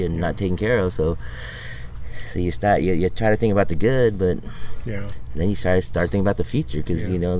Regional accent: Stockton, California, United States; growing up in East Stockton and going to Franklin and Montezuma and Hamilton

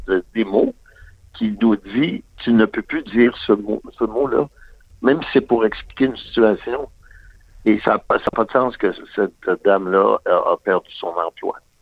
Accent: Quebec, Canada; born or raised there

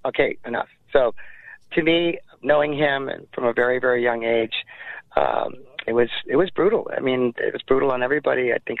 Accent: Montebello, California, United States; I grew up in Montebello

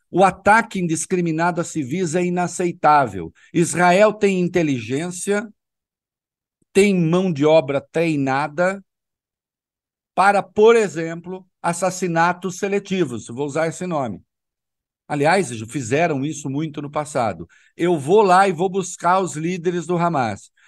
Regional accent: Brazil; eu sou brasileiro

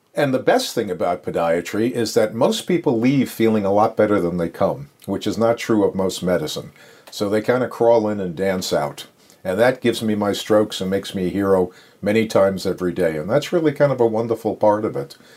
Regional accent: Long Island, New York, United States; moved away as an adult; also born or lived in Brooklyn, New York; now in Belmont, United States; raised on Long Island

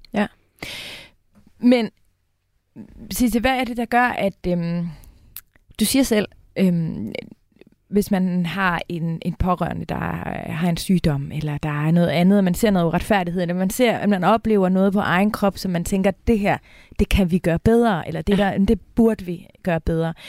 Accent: North Jutland, North Denmark Region, Denmark; now in Copenhagen, Denmark; I virkeligheden er jeg jo nordjyde, hmm. udstationeret øh, i hovedstaden.

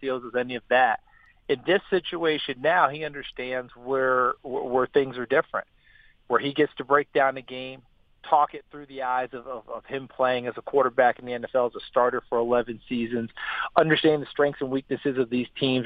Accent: New York, United States; I'm also from New York

